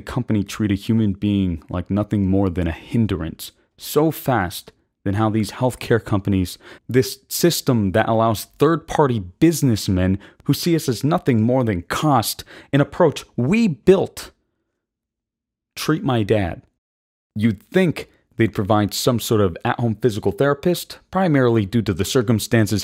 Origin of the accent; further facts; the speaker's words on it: United States; we as American citizens